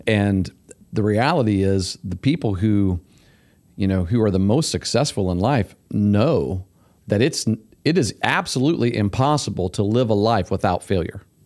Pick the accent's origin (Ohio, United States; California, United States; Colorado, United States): Ohio, United States; Syracuse; when I was growing up in Syracuse down there